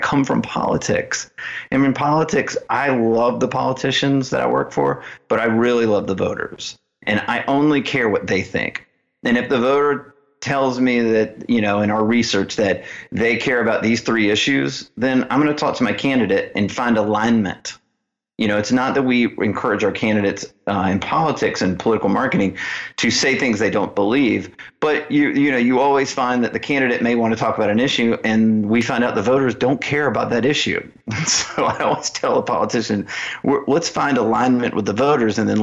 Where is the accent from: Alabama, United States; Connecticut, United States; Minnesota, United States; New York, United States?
Alabama, United States; Birmingham; moved away as an adult; also born or lived in Washington, D.C. / South Dakota / San Diego / Phoenix; I grew up in Alabama, Birmingham, Alabama